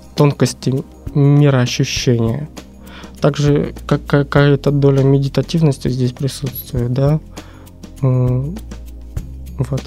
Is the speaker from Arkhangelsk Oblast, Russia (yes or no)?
no; Saint Petersburg, Russia; moved away; родился соответственно, в этом городе, в Ленинграде вот еще в Советском Союзе. Э, прожил много разных жизней в разных местах, э, кроме Питера. Вот вернулся сюда где-то в седьмом году.